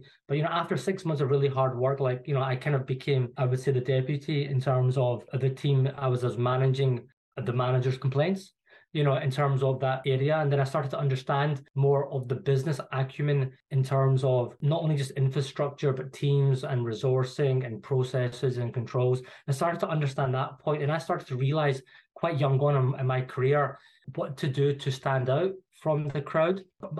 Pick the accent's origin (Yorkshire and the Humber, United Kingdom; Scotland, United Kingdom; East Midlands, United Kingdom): Scotland, United Kingdom; Glasgow; moved away as an adult; now in London, United Kingdom; you could probably tell from my accent, like, I'm not from London. So I was born and bred in Glasgow. So I'm a Glaswegian. I went to school there